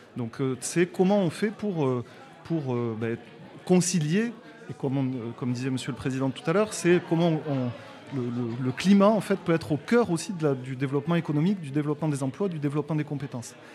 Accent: Toulouse, Occitania, France; je suis originaire de Toulouse, comme mon, accent le, montre et le démontre

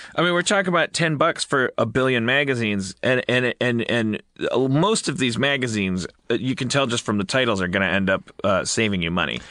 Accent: Milwaukee, Wisconsin, United States; now in California, United States; I was born in Milwaukee

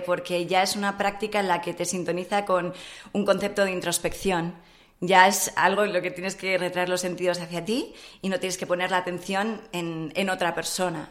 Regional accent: Madrid, Community of Madrid, Spain; Nací en Madrid

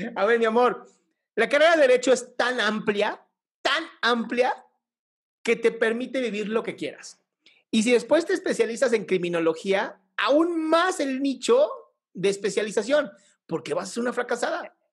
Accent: Mexico

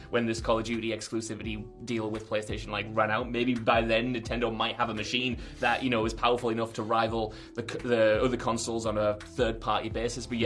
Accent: United Kingdom

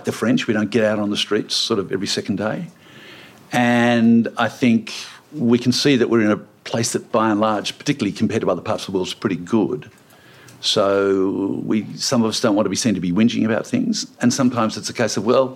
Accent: Sydney, New South Wales, Australia; I grew up in West Pimble northern suburbs of Sydney, but down on the west side

